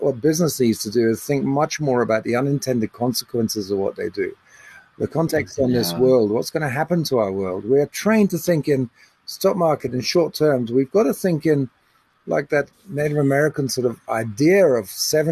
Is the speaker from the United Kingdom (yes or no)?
yes; England, United Kingdom; now in South Africa; I was brought up in England